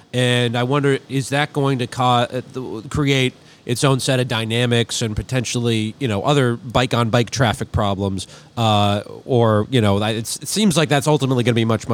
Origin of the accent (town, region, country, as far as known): St. Paul, Minnesota, United States; born or raised there; moved away